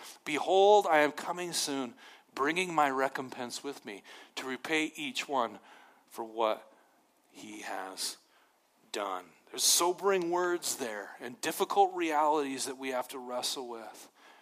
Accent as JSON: {"language": "English", "region": "Montana", "country": "United States", "said": "Nobody's over me. I'm from Montana. I'm my own thing."}